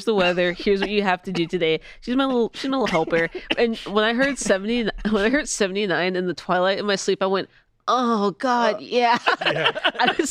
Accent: Georgia, United States; now in Austin, United States; I'm from Georgia, very swampy place

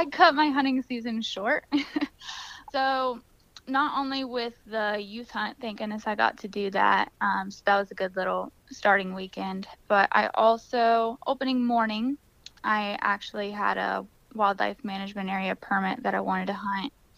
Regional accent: Florida, United States; Deer hunting and dog hunting is how we grew up here in Florida

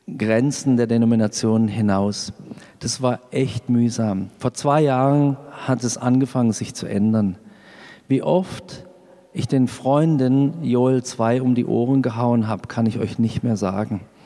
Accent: Freiburg, Baden-Württemberg, Germany; Meine Frau und ich sind möglicherweise, das stimmt jetzt natürlich nicht, aber die zwei einzigen gebürtigen Freiburger in Freiburg

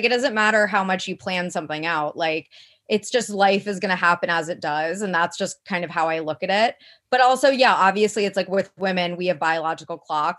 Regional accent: Midwest, United States; But again, I'm also like from the Midwest where it's like a little, people settle down way earlier.

